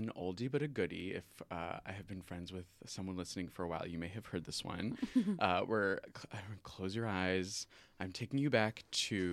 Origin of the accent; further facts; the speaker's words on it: Maryland, United States; moved away as an adult; now in Chicago, United States; They met at Purdue University and then found their way to Maryland, where I was raised.